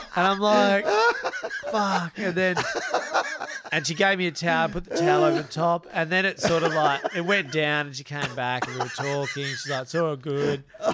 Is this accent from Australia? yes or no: yes; Broome, Western Australia, Australia; We're from Broome originally.